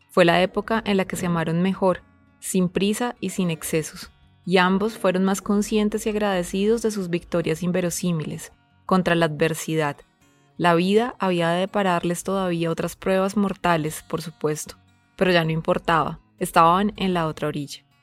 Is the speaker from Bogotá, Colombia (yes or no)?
no; Buga, Valle del Cauca, Colombia; en, mi tierra se llama la dirección bugueña, que es la dirección con, con santo y seña